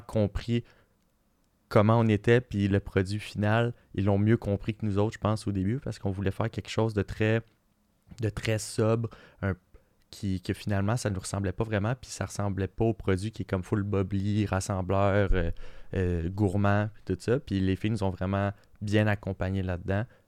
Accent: Quebec, Canada; on est on est super créatif au Québec

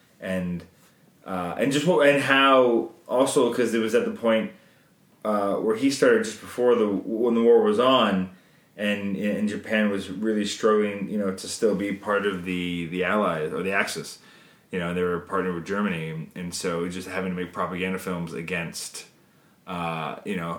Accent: Canada; we're Canadian filmmakers

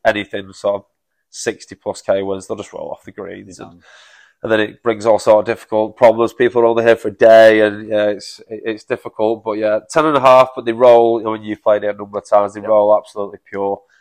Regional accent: Manchester, North West England, United Kingdom; moved away as an adult; now in King Island, Australia; I'm from Manchester originally

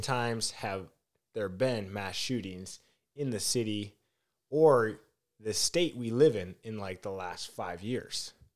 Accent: Minneapolis, Minnesota, United States; I am from Minneapolis

